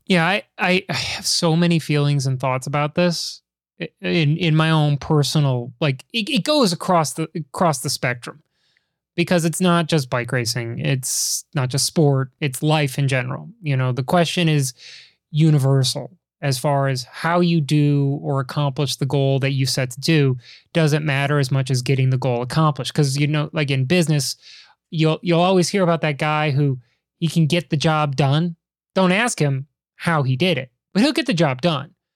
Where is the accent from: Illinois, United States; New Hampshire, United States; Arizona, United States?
Illinois, United States; Chicago; you and I are men of Chicago.